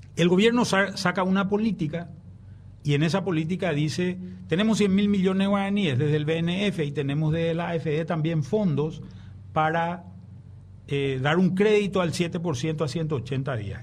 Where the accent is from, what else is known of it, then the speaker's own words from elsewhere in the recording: Paraguay; como paraguayo, como prensa